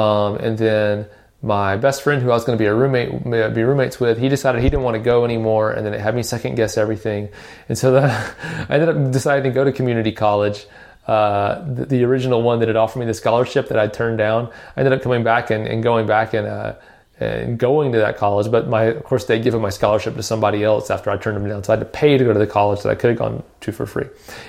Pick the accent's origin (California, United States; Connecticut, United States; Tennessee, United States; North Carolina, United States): Tennessee, United States; Nashville; you know, I grew up in Nashville. And so one you know, obvious advantage of growing up in Music City, USA is that, either, you know, a lot of my friends were musical, played instruments.